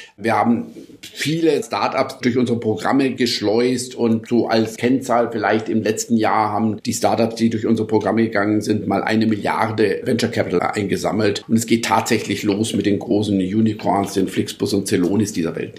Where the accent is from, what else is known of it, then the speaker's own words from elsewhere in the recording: Munich, Bavaria, Germany; also born or lived in Lisbon, Portugal; ich bin tatsächlich in Lissabon geboren und München aufgewachsen